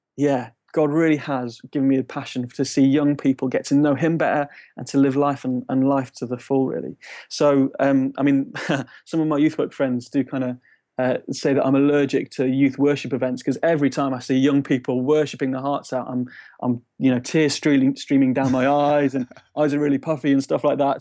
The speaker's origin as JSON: {"language": "English", "town": "Shrewsbury", "region": "West Midlands", "country": "United Kingdom", "tie": "born or raised there", "also_born_or_lived": "Nuneaton", "moved": "as an adult", "lives_now": "Bristol, United Kingdom", "said": "I grew up in Shrewsbury"}